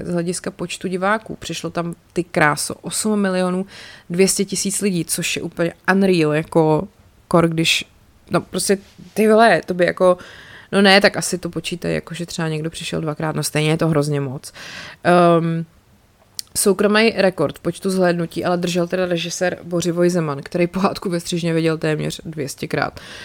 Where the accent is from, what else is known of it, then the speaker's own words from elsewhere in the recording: České Budějovice, South Bohemian Region, Czechia; jako rodák z Českých Budějovic